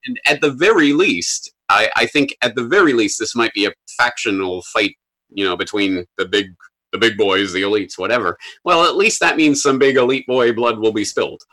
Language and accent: English; Canada; now in Japan; I'm a Canadian in Japan